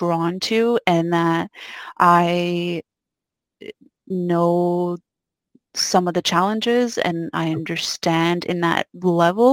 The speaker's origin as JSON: {"language": "English", "region": "Quebec", "country": "Canada", "tie": "born or raised there", "said": "I grew up in Quebec, a little province, maybe not so little, in Canada"}